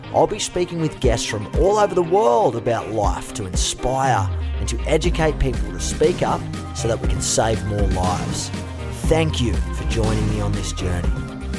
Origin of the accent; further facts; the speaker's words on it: Gold Coast, Queensland, Australia; I grew up on the Gold Coast